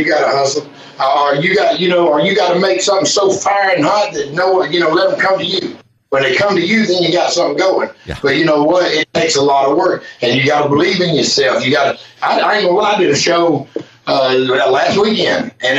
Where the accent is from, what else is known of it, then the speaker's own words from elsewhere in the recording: the South, United States; Back of my vest, you know, that I'm from the South.